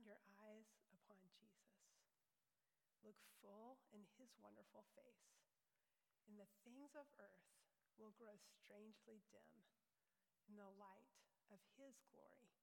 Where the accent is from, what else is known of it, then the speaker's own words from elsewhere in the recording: Louisville, United States; When I was growing up in Louisville Bible Church